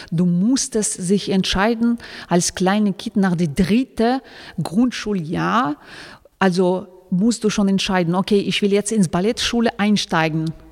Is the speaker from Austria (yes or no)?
no; Kulob, Khatlon, Tajikistan; born there; German is a second language; moved away; Also ich bin äh, in Tadschikistan geboren, das ist eine kleine Stadt Kulab